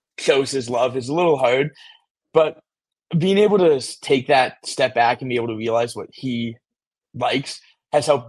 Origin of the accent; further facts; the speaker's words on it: Las Vegas, Nevada, United States; I'm from Las Vegas, Nevada